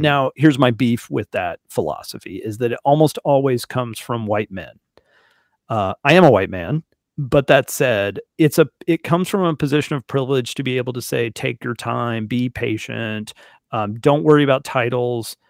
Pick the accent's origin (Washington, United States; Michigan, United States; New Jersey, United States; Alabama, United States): Alabama, United States; also born or lived in Fort Wayne, Indiana; I'm from Alabama